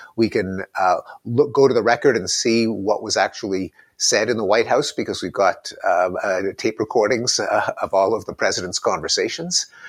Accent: Canada; as a Canadian boy, as a, a Commonwealth boy

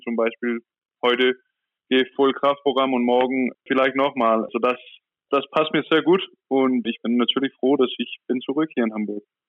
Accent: Copenhagen, Capital Region of Denmark, Denmark; German is a second language; moved away as an adult; also born or lived in Barcelona; Ich komme aus Kopenhagen

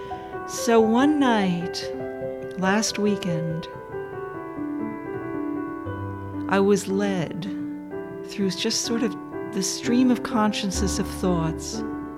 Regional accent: Dobbs Ferry, New York, United States; I was in Dobbs Ferry growing up on Bel Air Drive

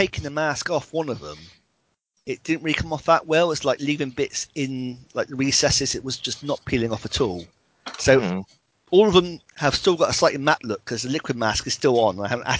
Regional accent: Canada; Being Canadian, had to look it up and was quietly horrified at what yew tree was.

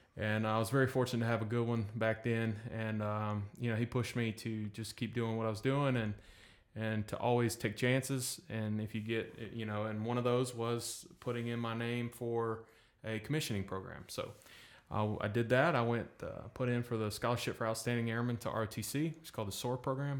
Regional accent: North Carolina, United States; moved away as an adult; now in Destin, United States; I was born in North Carolina

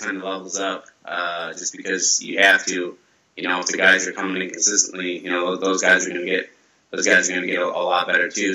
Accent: Grand Rapids, Michigan, United States; my hometown in Grand Rapids

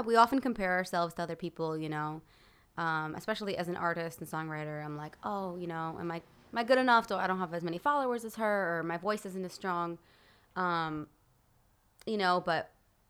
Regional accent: United States; moved away as an adult; also born or lived in Moscow, Russia / Berkeley, California; now in Los Angeles, United States; I grew up on the East Coast, New York and Connecticut

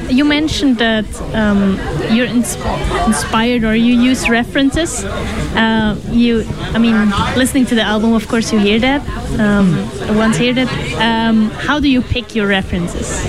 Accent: Ireland; I'm only just from Ireland

